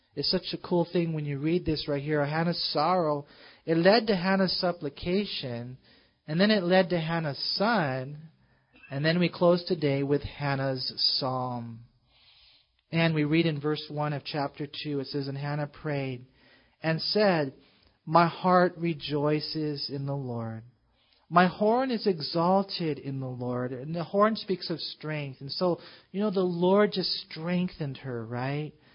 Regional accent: United States; we as American Christians

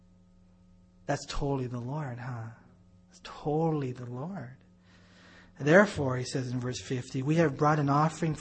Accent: United States; we're American Christians

